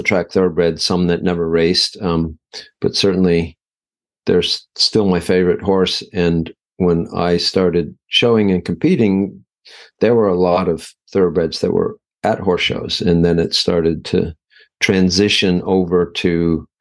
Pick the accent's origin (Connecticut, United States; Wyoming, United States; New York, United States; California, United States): Wyoming, United States; Sheridan; moved away; also born or lived in Ireland; I was born in Sheridan, Wyoming